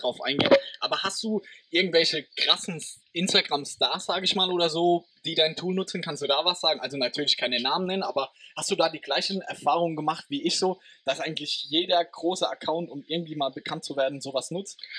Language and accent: German; Germany; meiner Heimat, weil die, oder aus Deutschland